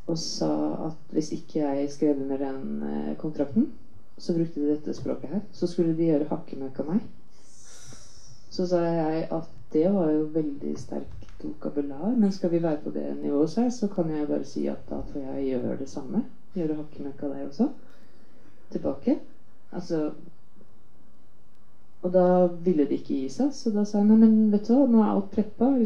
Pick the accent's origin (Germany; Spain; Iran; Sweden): Sweden; now in Norway; Altså, jeg kom fra Sverige, og det er, filmtradisjonen i Sverige er veldig tung.